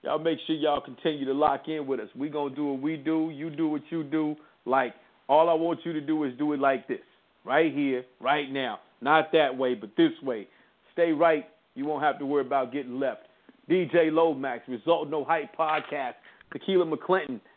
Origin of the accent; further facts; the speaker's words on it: Indianapolis, Indiana, United States; I'm, I'm originally from Indianapolis